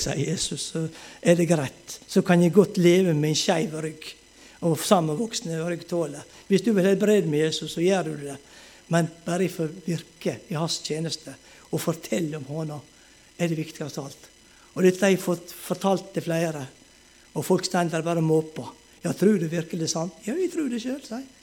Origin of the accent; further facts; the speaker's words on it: Moltu, Møre og Romsdal, Norway; moved away; also born or lived in Ulsteinvik; til Moltu, til heimbygda mi